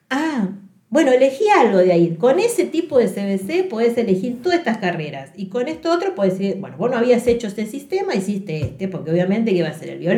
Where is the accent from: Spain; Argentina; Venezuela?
Argentina; Córdoba; also born or lived in Santa Fe; y en ese transcurso nos mudamos mucho de provincias, ¿no? Yo soy de Córdoba, después fuimos a Santa Fe, después vinimos para acá.